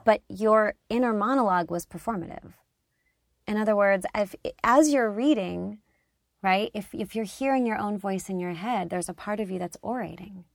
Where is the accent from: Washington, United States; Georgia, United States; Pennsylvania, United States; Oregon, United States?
Pennsylvania, United States; outside Philadelphia; I grew up outside Philadelphia